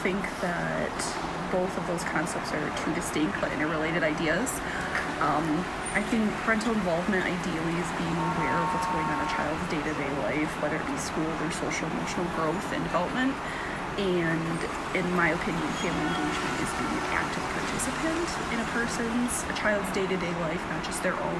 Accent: Lindsay, Michigan, United States; Angela, I am from Lindsay, Michigan, and I'm 29.

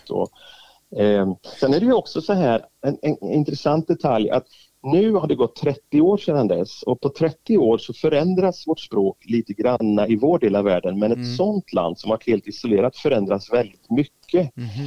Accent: northern Albania, Albania; accent: northern Albanian mountain dialect; Jag pratar alltså en dialekt som man pratar uppe i bergen där inte ens folk i huvudstaden har varit där uppe.

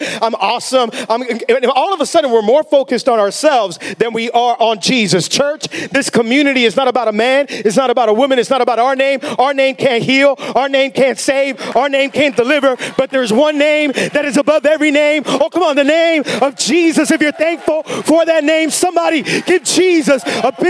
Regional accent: Miami, Florida, United States; A lot of us, we grew up in Miami

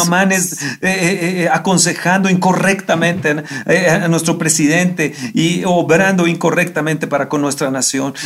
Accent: Mexico

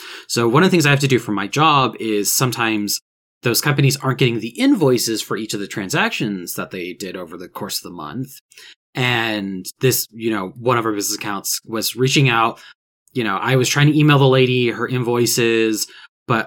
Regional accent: Augusta, Georgia, United States; Augusta, Georgia, right? Which is my hometown.

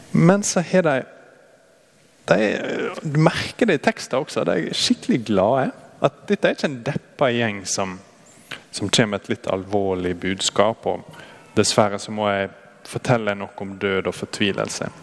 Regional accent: Brattvåg, Møre og Romsdal, Norway; moved away; Jeg er fra Brattvågen. Der er det enda mer eh, værhardt egentlig enn her.

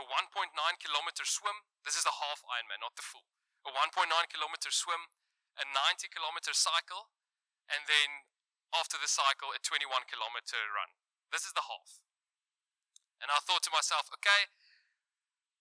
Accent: South Africa; accent: Afrikaans

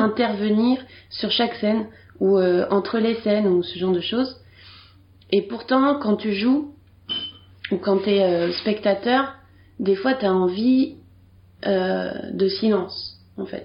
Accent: Bordeaux, Nouvelle-Aquitaine, France; je suis née en 1988 à Bordeaux

